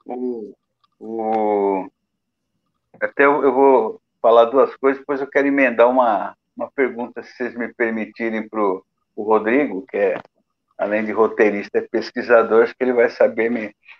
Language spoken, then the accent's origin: Portuguese; Brazil; eu sou brasileiro